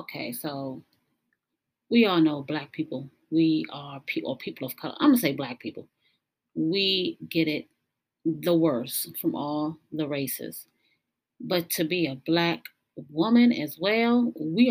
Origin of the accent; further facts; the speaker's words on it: United States; we as American citizens